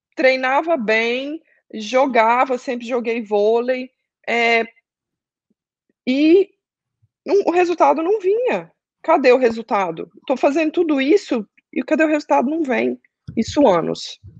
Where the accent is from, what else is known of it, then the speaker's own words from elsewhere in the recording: Goiânia, Goiás, Brazil; now in Orlando, United States; Estou morando em Orlando, sou de Goiânia.